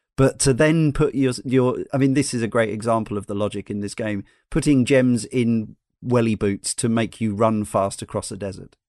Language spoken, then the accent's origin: English; United States; now in United Kingdom; being in Britain as an American